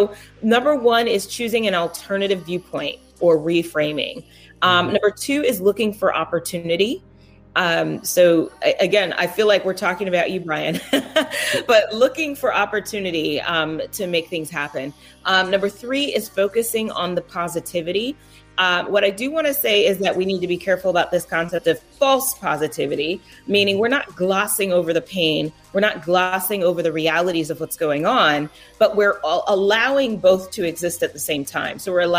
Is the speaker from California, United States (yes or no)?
yes; California, United States; So, I grew up in Southern California. That's a big deal.